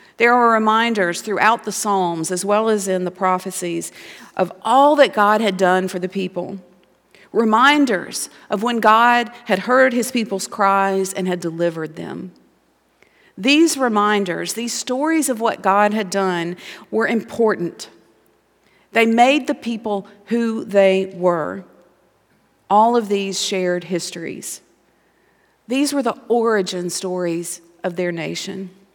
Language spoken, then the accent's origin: English; Montgomery, Alabama, United States; moved away as an adult; I grew up in Montgomery, Alabama